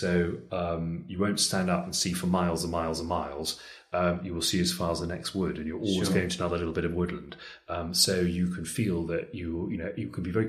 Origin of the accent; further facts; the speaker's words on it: Richmond, London, United Kingdom; Well, I was born in London, actually, and I spent the first few years of my life in Richmond.